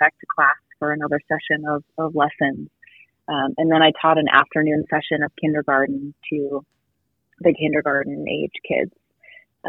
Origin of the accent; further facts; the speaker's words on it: Boston, Massachusetts, United States; moved away as an adult; I'm originally from the Boston area